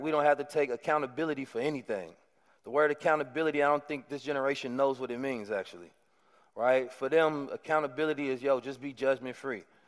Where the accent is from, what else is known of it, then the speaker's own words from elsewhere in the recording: Oakland, California, United States; moved away as an adult; growing up in Oakland